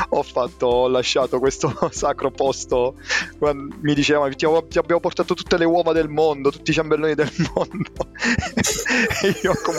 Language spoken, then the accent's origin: Italian; Teramo, Abruzzo, Italy; sono di Teramo, sono abruzzese